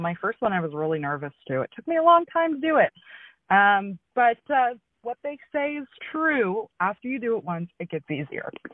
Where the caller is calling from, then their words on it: Brandon, Manitoba, Canada; I'm calling from Brandon, Manitoba.